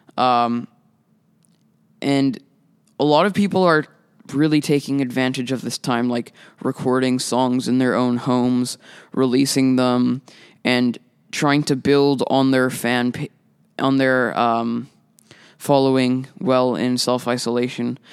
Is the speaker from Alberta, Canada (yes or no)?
no; Winnipeg, Manitoba, Canada; I'm a musician from Winnipeg